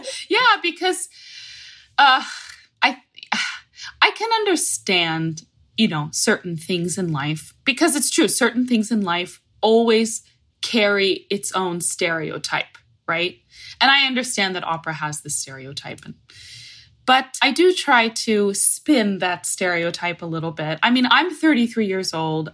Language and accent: English; Fort Lauderdale, Florida, United States; I'm in Palm Beach, Florida, which is a little bit more north of Fort Lauderdale from where I grew up